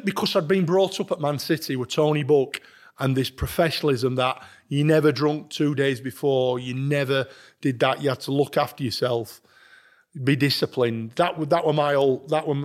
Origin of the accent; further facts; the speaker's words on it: Sheffield, Yorkshire and the Humber, United Kingdom; Sheffield United banned me from my hometown club.